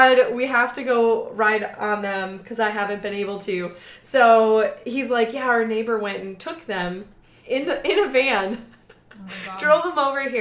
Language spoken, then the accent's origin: English; Wisconsin, United States; we're from Wisconsin